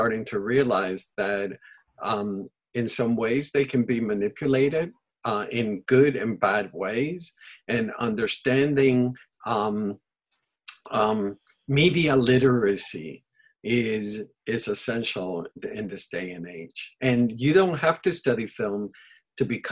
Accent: Panama; first language Spanish; English is a second language; now in Santa Barbara, United States; I was born and raised in Panama, and Spanish is my first language.

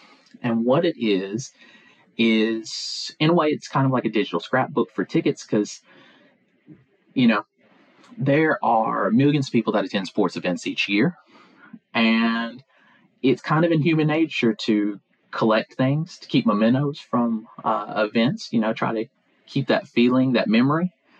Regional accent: Pulaski, Tennessee, United States; Pulaski, Tennessee.

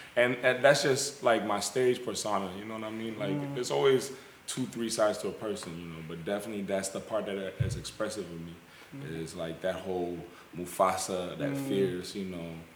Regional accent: United States; I was born in America

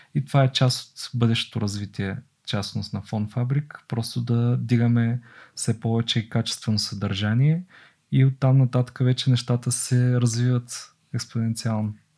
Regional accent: Bulgaria; аз като българин

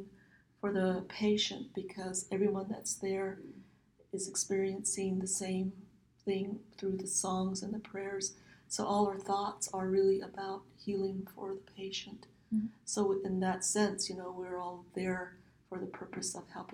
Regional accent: Navajo Nation, United States; first language Navajo; English is a second language; moved away as an adult; now in Phoenix, United States; Back home on the Navajo Nation homeland, you don't see walls around homes

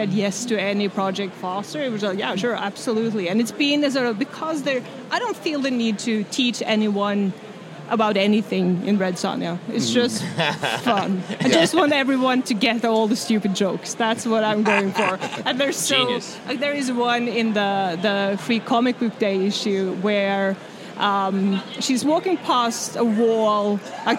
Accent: Norway; I'm from Norway, if that wasn't clear. I'm named after Thor. I grew up with the Norse myths

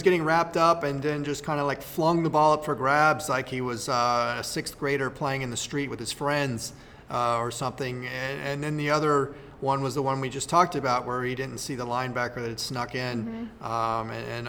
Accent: Raleigh, North Carolina, United States; moved away; I grew up in Raleigh, North Carolina

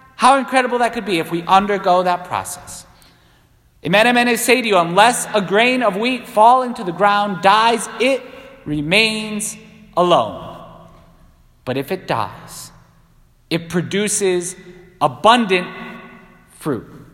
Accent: Ireland; I'm Irish

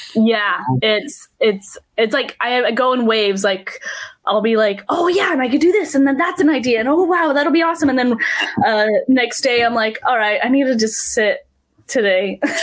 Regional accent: Salt Lake City, Utah, United States; I am from Salt Lake City, Utah.

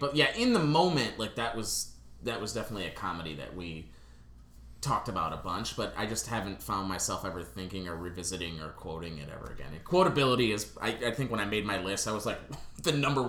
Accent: Michigan, United States; We're all from Michigan, the four of us.

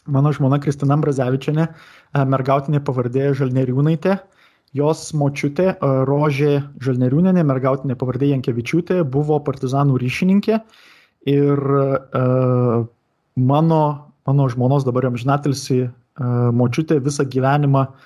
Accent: Marijampolė County, Lithuania; šitame Šakių rajone, kur, kur, aš, kur aš augau, ten ir Julijonas Butėnas yra žuvęs pakankamai netoli nuo mano tėvų namų

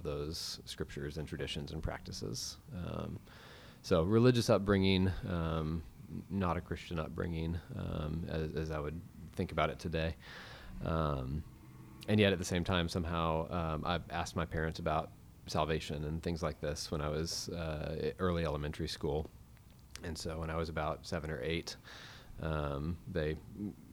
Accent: Weatherford, Texas, United States; also born or lived in Fort Worth, Texas; I was born in Fort Worth. My family was living in Graham, and the day that I was born, my dad actually got a job as a physical therapist in Weatherford, and so all of my memories growing up are from about half an hour outside of Fort Worth

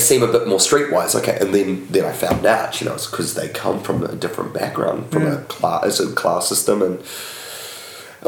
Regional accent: Wellington, New Zealand; I grew up in Wellington

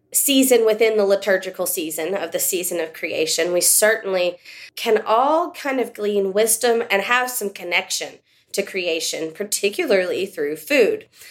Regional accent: West Texas, United States; I grew up living in West Texas

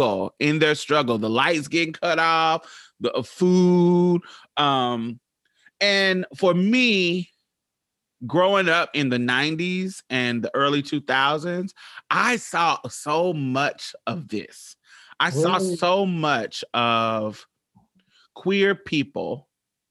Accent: Midwest, United States; I'm from the Midwest

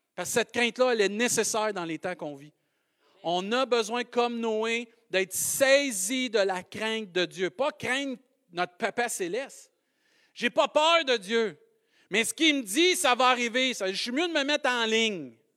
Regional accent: Saint-Hyacinthe, Quebec, Canada; accent: Maskoutain; J'ai un accent euh, Mascoutin

